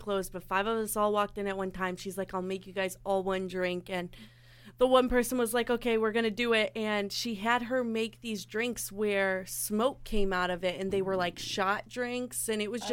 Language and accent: English; Chicago, Illinois, United States; moved away; growing up in Chicago on the outskirts of it.